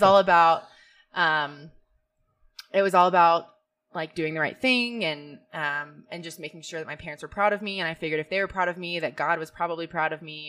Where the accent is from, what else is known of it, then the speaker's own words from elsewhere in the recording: Georgia, United States; moved away; I grew up in Georgia. It's really ironic that I'm back there, I think.